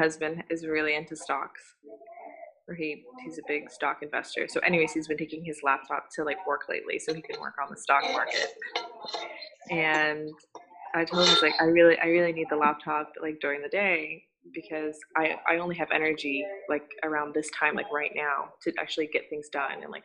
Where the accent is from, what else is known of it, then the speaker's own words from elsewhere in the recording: Singapore; moved away; I'm from Singapore, so I grew up with Bollywood